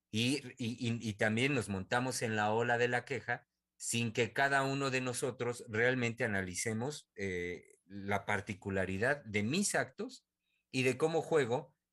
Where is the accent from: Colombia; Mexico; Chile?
Mexico; de lo que representa, al menos para mí como mexicano, tener un presidente como este